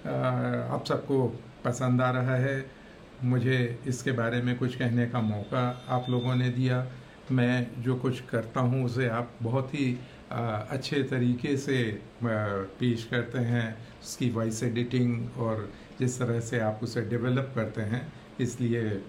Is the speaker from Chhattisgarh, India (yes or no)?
yes; Akaltara, Chhattisgarh, India; हमारा गांव अकलतरा सिनेमचियों का गांव कहा जा सकता है